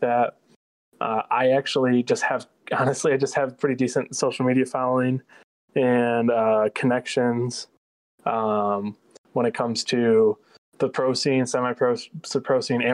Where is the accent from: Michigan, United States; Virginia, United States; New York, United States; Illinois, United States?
Michigan, United States; Midland; I'm actually from Midland, Michigan, where Northwood's located